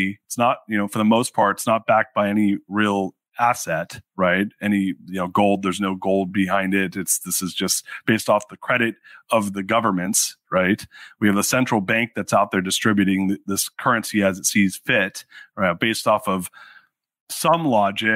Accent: Orange County, California, United States; I grew up in Orange County, so I'm a fellow Southern Californian

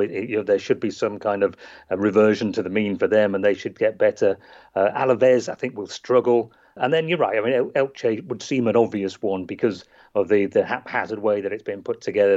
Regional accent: England, United Kingdom; as we say in England

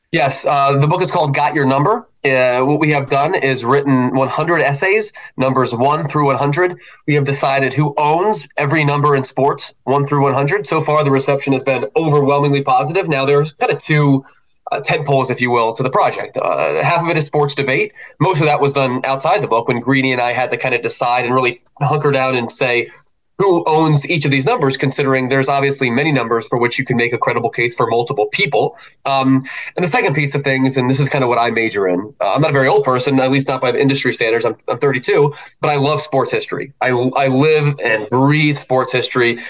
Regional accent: Philadelphia, Pennsylvania, United States; also born or lived in Baltimore; I was born in Baltimore but raised in Philadelphia

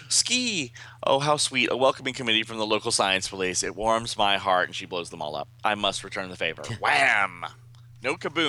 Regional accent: the South, United States; we're from the South here.

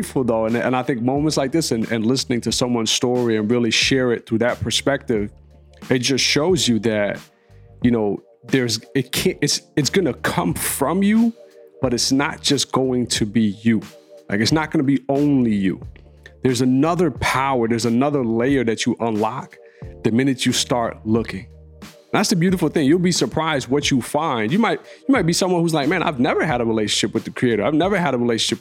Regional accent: United States; growing up in America trying to maintain my faith as a Muslim, you know, because I spoke Arabic at home

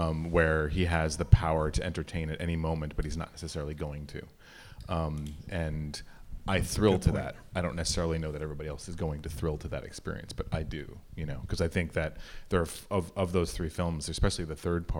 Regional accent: New York City, New York, United States; as a New Yorker

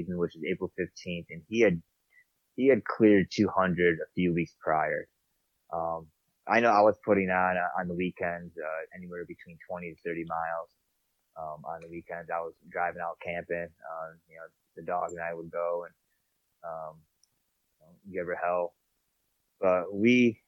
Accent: New York, United States; moved away as an adult; now in Montana, United States; I'm from New York

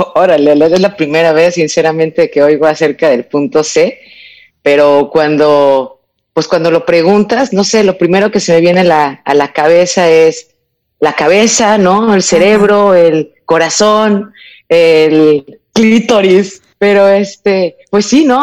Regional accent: Mexico; moved away as an adult; also born or lived in Europe; yo me fui de México cuando yo tenía 18 años y me fui a vivir a Europa

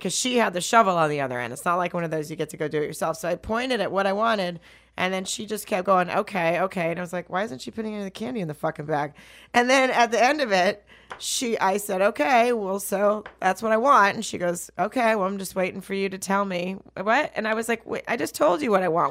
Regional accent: Arkansas, United States; I'm from Arkansas

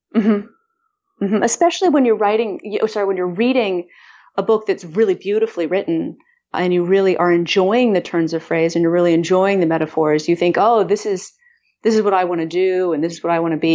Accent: Austin, Texas, United States; moved away; I moved back to my hometown of Austin

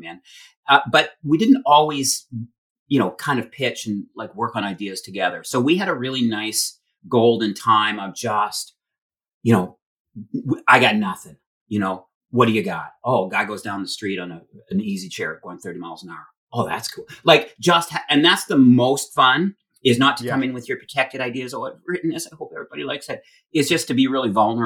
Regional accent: Alberta, Canada; I come from Alberta, and I shoveled sand and had bar fights and was a punk and come from a pretty tough, you know, childhood.

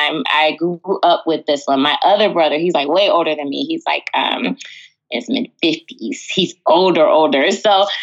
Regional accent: Texas, United States; moved away as an adult; also born or lived in California; I grew up in Texas

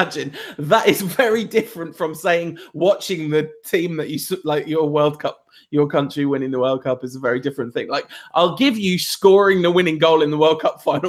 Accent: England, United Kingdom; I'm English, it's the same thing. I'm also French

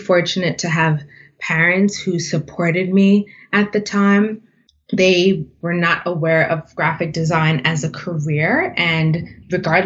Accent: New York City, New York, United States; I was born and raised in the Bronx.

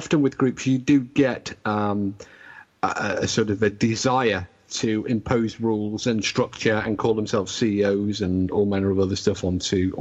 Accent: Liverpool, North West England, United Kingdom; moved away; I was born in Liverpool

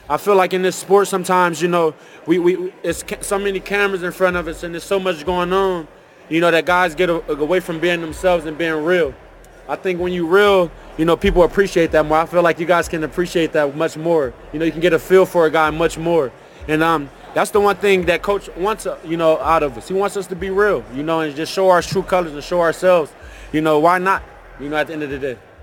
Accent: Los Angeles, California, United States; growing up in Los Angeles, inner city, South Central

